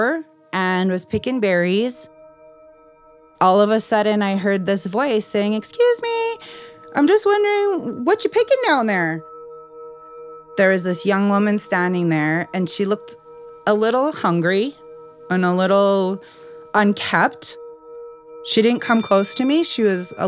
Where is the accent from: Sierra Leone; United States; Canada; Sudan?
Canada; Blood Reserve, Alberta; I'm a member of the Blood Tribe. Because I'm from the Blood Reserve, I have a lot of friends and family on both sides